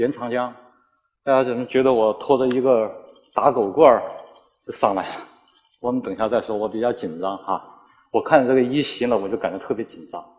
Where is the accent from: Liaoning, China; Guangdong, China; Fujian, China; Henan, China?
Guangdong, China; Meizhou; 我祖上确实是，咱我也是广东人哈，就是梅州的，我祖上是大清的这个提督啊，是吧？